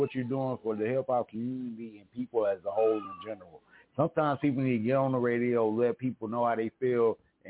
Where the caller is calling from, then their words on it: Mesa, Arizona, United States; Hey, I'm calling in from Sunny Mesa, Arizona.